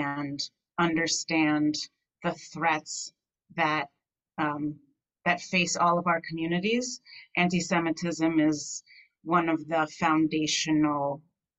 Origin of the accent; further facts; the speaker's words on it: Amherst, Massachusetts, United States; I grew up in Amherst, Massachusetts